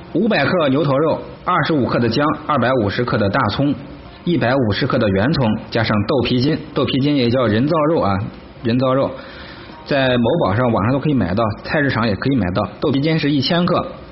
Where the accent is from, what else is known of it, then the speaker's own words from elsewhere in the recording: Henan, China; 咱们河南人